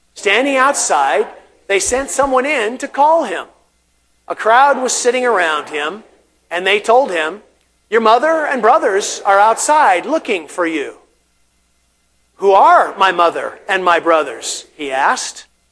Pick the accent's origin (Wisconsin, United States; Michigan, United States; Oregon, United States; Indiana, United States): Oregon, United States; Portland; growing up in Portland